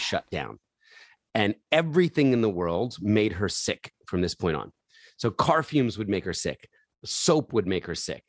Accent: Philadelphia, Pennsylvania, United States; I was born in Philadelphia

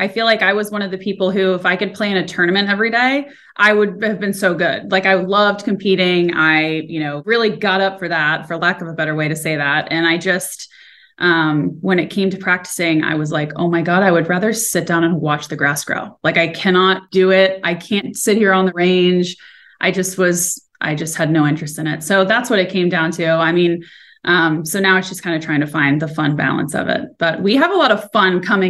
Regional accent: Orlando, Florida, United States; also born or lived in North Carolina / Arkansas; I grew up in Orlando, played junior golf, started competing when I was 6. And then played in college for North Carolina for 2 years and then transferred to Arkansas and played for 3 years there.

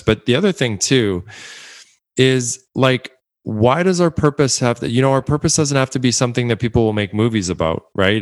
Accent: Edmonton, Alberta, Canada; my hometown, my home city, Edmonton, Alberta, Canada

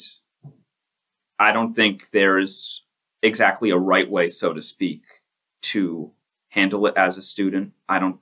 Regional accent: Bristol, Pennsylvania, United States; I am from Bristol Borough

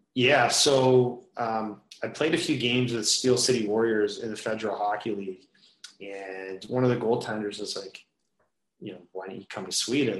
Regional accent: Kitchener, Ontario, Canada; growing up in Kitchener, uh, about an hour west of here, uh, played all my minor hockey in Kitchener

